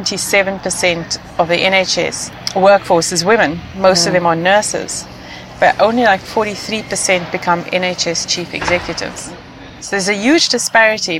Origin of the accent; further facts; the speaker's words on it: South Africa; moved away; I was born in South Africa during apartheid, and I saw a lot of inequality